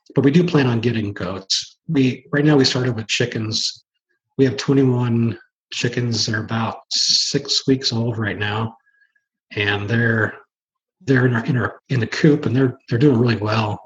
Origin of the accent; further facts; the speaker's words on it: Washington, United States; also born or lived in Oregon; we moved from Oregon up here as a kid to Washington State